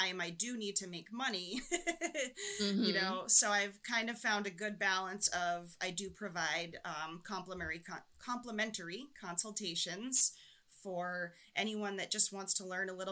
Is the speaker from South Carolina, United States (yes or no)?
no; New Hampshire, United States; I'm from New Hampshire, so there's a little bit of that neighbor helping neighbor, kind of backwoods.